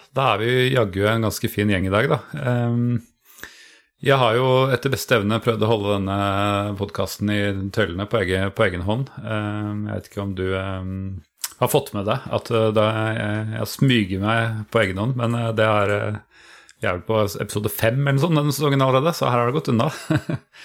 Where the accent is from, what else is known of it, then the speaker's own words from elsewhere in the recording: Sørlandet, Norway; Jeg er eh, sørlending